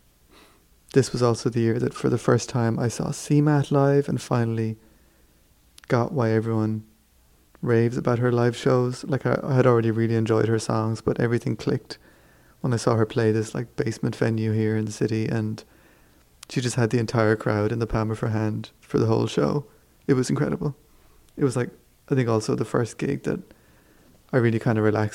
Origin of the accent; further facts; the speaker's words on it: Kerry, Munster, Ireland; moved away; We're from Kerry